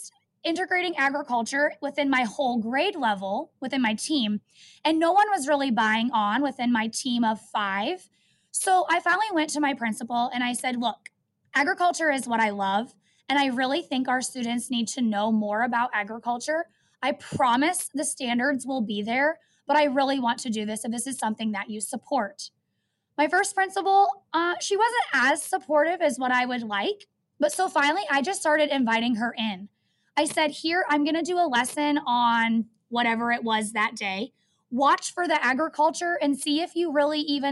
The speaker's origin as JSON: {"language": "English", "town": "Van Wert", "region": "Iowa", "country": "United States", "tie": "born or raised there", "also_born_or_lived": "Maryville, Missouri", "said": "I actually was born and raised right here around Southern Iowa in Van Wert, Iowa"}